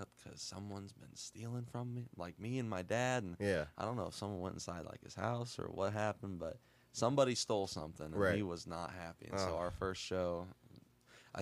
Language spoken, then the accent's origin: English; Catlin, Illinois, United States; Born and raised in Catlin, Illinois